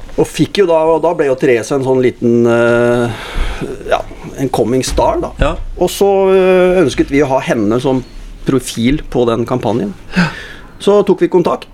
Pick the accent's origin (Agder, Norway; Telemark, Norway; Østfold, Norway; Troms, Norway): Telemark, Norway; Skien; moved away as an adult; now in Oslo, Norway; Vokste opp på, på Gulset, da, og så spilte fotball i Gulset